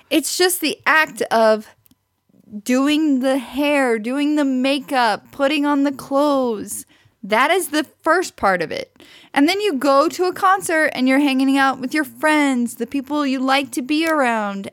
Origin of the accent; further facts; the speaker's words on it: Branson, Missouri, United States; I grew up in, near Branson, Missouri. I was born in Branson, Missouri.